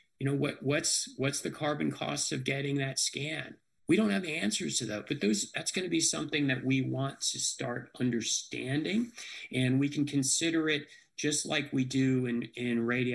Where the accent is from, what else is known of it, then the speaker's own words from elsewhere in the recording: United States; now in Nashville, United States; even though I grew up in Washington, I love the Steelers as a kid